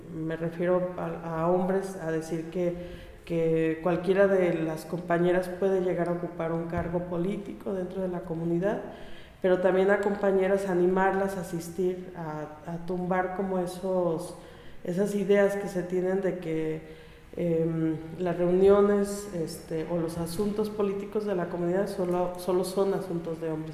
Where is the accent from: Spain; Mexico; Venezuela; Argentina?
Mexico; Mezcala, Jalisco; de mi pueblo